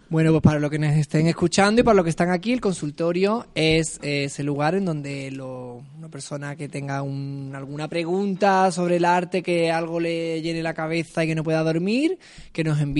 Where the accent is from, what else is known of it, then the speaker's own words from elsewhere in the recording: Andalusia, Spain; soy andaluza